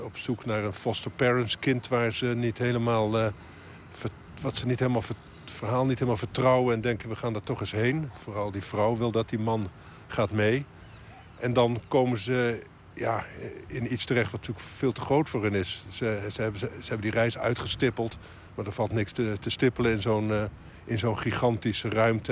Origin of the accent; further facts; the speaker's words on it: Netherlands; now in Haarlem, Netherlands; dat is waar ik vandaan kom, het, land van de grote rivieren.